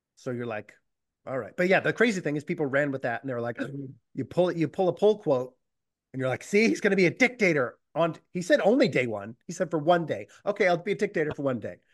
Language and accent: English; Boston, Massachusetts, United States; I come from Boston